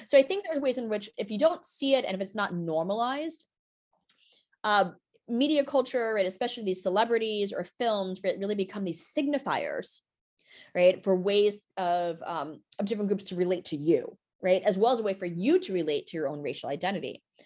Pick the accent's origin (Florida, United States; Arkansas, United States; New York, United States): New York, United States; New York City; I live, uh, here in New York City and also grew up in Brooklyn.